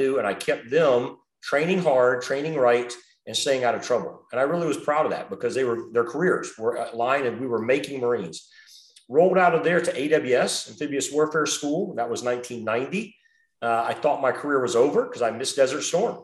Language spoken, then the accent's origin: English; South Florida, United States; moved away as an adult; Born and raised in Florida, Central Florida, then grew up in South Florida